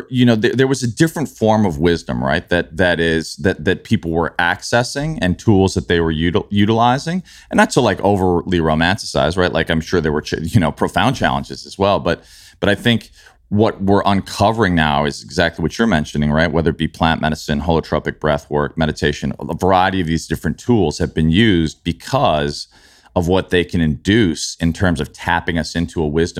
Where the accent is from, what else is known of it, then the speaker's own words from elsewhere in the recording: Midwest, United States; also born or lived in New York; so for me, it was like I grew up in the Midwest, you know, I lived in New York